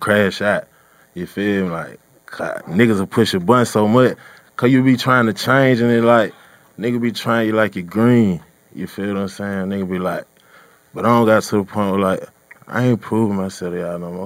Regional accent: Atlanta, Georgia, United States; I'm from Zone 3

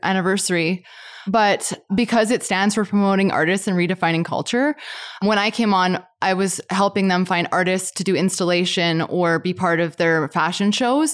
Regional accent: Calgary, Alberta, Canada; i grew up here i just moved away for a couple years

